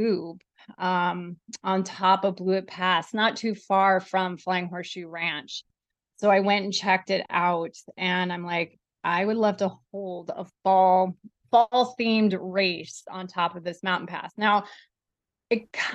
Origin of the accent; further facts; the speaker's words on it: Bellingham, Washington, United States; Bellingham, which is my hometown